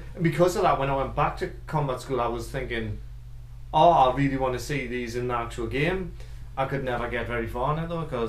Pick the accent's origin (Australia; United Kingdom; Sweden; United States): United Kingdom; England; I'm an Englishman.